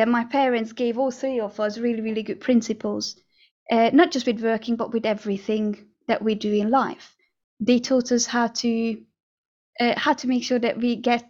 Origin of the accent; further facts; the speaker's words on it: Budapest, Hungary; moved away; I grew up in Hungary, in the capital, which is Budapest